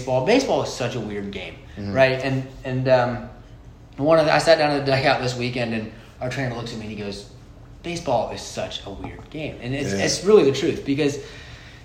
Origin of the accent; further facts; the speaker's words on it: Bradenton, Florida, United States; now in Lake Wales, United States; I'm from Bradenton, Florida. Went to Lakewood Ranch High School, played there for 3 years